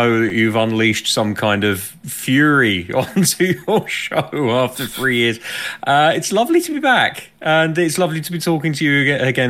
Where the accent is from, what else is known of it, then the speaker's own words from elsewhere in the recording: United Kingdom; as a Brit